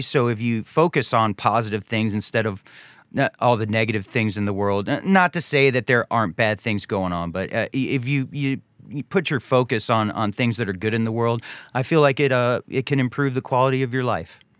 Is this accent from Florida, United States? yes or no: no; Charlotte, North Carolina, United States; also born or lived in Ohio; growing up in, in Charlotte, North Carolina